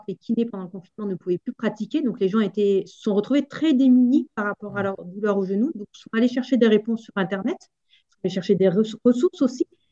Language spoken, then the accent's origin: French; Auvergne-Rhône-Alpes, France; moved away; also born or lived in Alps; moi, je viens d'Auvergne